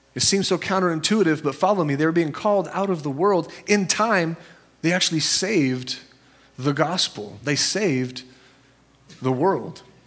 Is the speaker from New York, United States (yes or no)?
no; Santa Cruz, California, United States; I'm from Santa Cruz